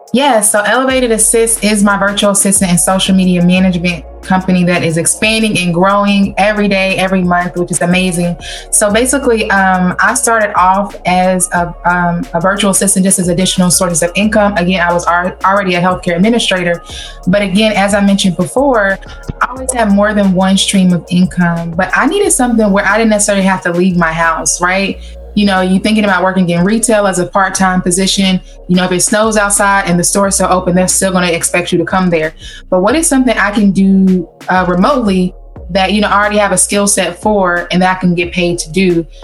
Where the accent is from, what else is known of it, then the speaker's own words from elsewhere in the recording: Kentucky, United States; now in Cincinnati, United States; I'm originally from Kentucky